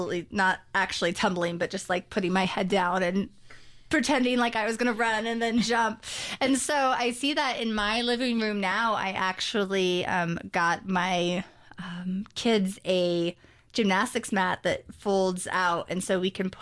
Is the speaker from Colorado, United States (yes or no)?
yes; Colorado Springs, Colorado, United States; I grew up mostly in Colorado Springs, Colorado.